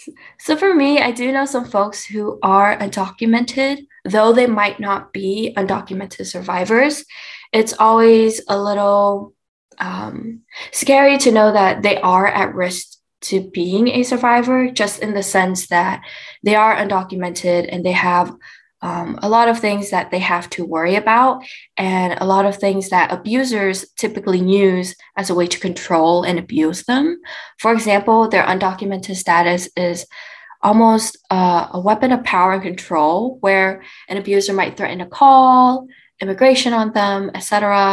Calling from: Irvine, California, United States; I'm calling in from Irvine today in my apartment

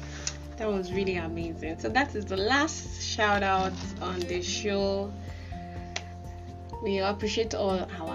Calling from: Ilishan, Ogun State, Nigeria; I'm talking from Ilishan

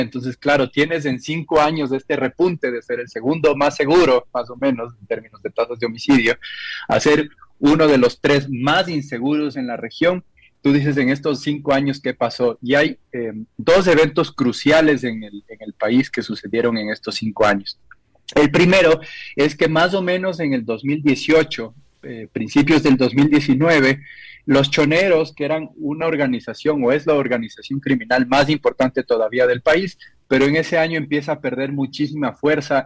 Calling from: Ecuador; Saludos desde Ecuador

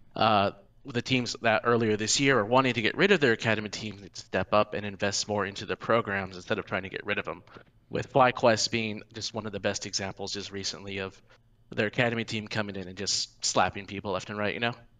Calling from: Dallas, Texas, United States; I'm calling from Dallas

